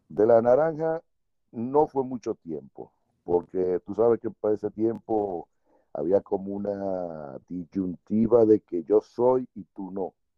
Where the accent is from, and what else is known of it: Santo Domingo, Distrito Nacional, Dominican Republic; born or raised there; also born or lived in Puerto Plata